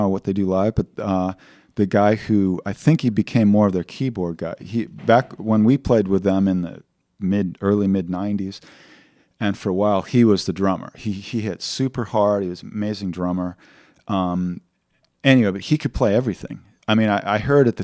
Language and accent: English; West Covina, California, United States; I grew up in West Covina, San Gabriel Valley